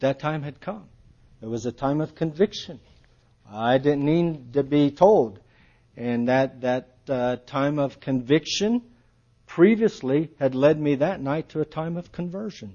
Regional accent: Akron, Ohio, United States; growing up in Akron, I was a knothead

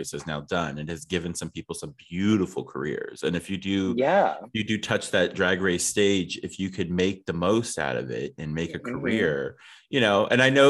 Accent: Ohio, United States; I grew up in Ohio.

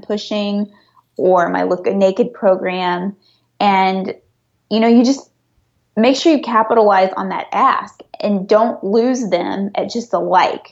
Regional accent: Missouri, United States; now in California, United States; I'm originally from Missouri, where places do not cost what they cost in California

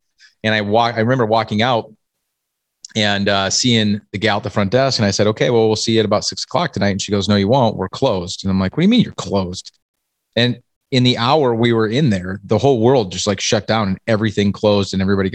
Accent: Iowa, United States; now in Minnesota, United States; I grew up in Iowa, and in Iowa they spell hockey wrestling

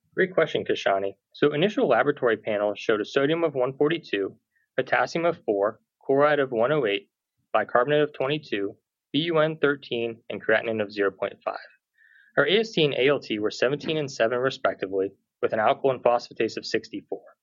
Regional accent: Pittsburgh, Pennsylvania, United States; I'm a native Pittsburgher

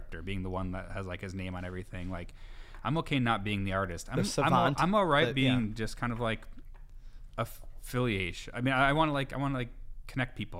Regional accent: Appleton, Wisconsin, United States; moved away as an adult; also born or lived in Chicago; I grew up here

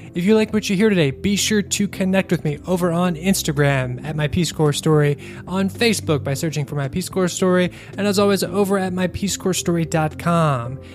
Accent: Kentucky, United States; I came from Kentucky

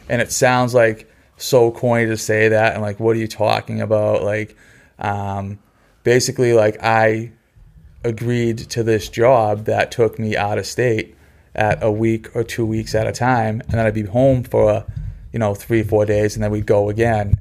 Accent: Hanson, Massachusetts, United States; also born or lived in Quincy, Massachusetts, United States / Kingston, Massachusetts, United States; I grew up in Hanson on a dirt road

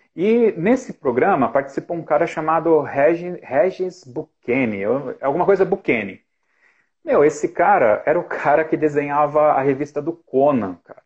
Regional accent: Ribeirão Pires, São Paulo, Brazil; Em 92, fiz 14 anos, 92, eu era guarda-mirim aqui em Ribeirão Pires

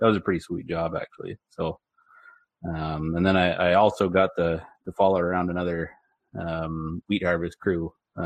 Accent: Bowmanville, Ontario, Canada; I was born and raised in Bowmanville, Ontario, on a dairy farm

